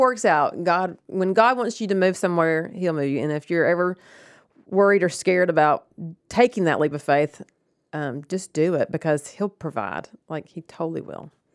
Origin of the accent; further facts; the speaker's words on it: Rome, Georgia, United States; I grew up in Rome